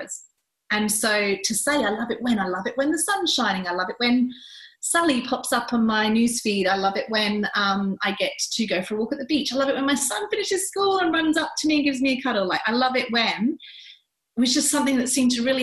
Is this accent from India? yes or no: no; England, United Kingdom; now in Australia; growing up in England